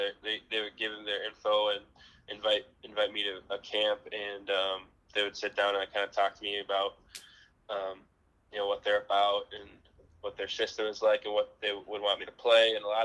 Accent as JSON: {"language": "English", "region": "Wisconsin", "country": "United States", "said": "Wisconsin was always my dream school to go to, and, you know, playing for my home state."}